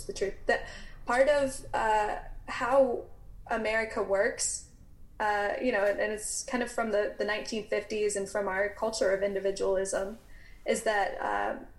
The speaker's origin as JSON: {"language": "English", "region": "the South", "country": "United States", "tie": "born or raised there", "said": "I grew up in the South."}